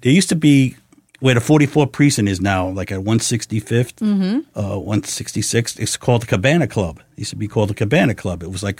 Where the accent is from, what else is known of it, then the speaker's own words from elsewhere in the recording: New York City, New York, United States; also born or lived in Chicago; I was born and raised in the Bronx.